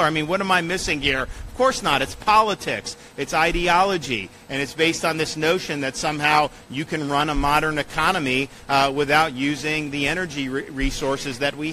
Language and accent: English; Florida, United States; I was born and raised in Florida